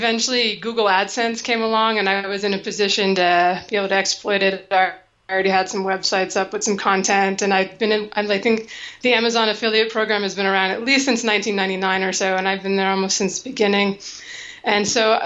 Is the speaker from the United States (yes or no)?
yes; Seattle, Washington, United States; moved away as an adult; now in Arizona, United States; growing up in Seattle, I was always like borderline depressed in the winter